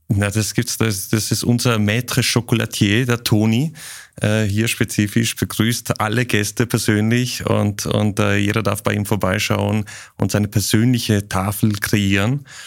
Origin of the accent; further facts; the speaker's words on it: Zurich, Switzerland; moved away; ich bin in der Nähe vom Zürichsee aufgewachsen. Lind liegt am Zürichsee in der Schweiz